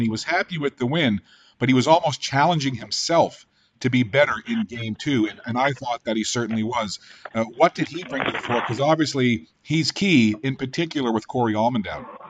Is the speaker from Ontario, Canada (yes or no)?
no; Newfoundland and Labrador, Canada; accent: Newfoundland; I'm originally from Newfoundland and Labrador